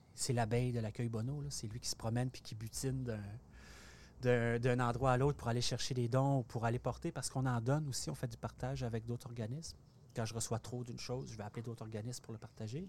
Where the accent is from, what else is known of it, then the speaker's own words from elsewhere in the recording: Port-Cartier, Quebec, Canada; moved away; also born or lived in Montreal; à Port-Cartier, euh, ma, côte nord natale